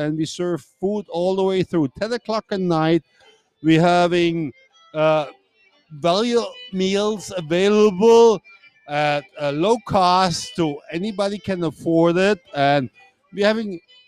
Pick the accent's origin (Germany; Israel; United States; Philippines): Germany; moved away as an adult; now in Dominican Republic; I'm from Germany, and I'm here since 1993